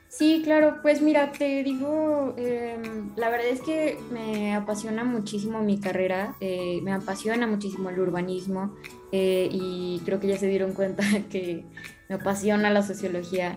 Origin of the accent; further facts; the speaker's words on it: León, Guanajuato, Mexico; moved away as an adult; now in Puebla, Mexico; soy originario de León, pero pues bueno, mi carrera la estoy estudiando en otro lado